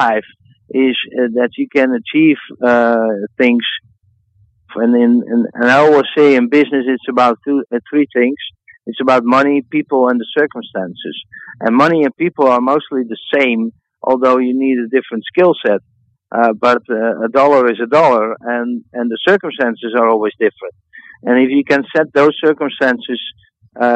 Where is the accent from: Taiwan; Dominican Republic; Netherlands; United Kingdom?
Netherlands; my home country in the Netherlands